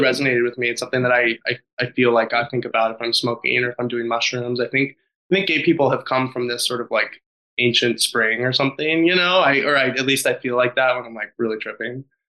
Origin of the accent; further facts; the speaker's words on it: Nevada, United States; I grew up in Nevada